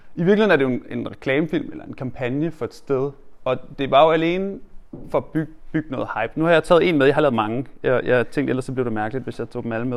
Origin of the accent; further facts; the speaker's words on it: Hørsholm, Capital Region of Denmark, Denmark; jeg er ikke født der, men jeg er opvokset i Hjelmeparken oppe i Hørsholm